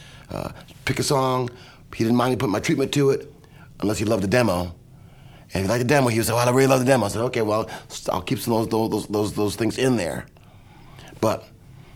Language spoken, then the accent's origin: English; Kalamazoo, Michigan, United States; I'm from Kalamazoo, Michigan